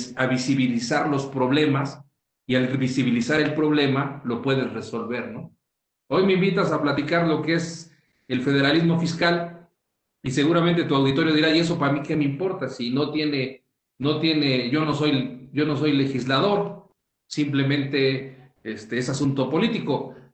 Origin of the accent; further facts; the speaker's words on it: Mexico; somos muchos los mexicanos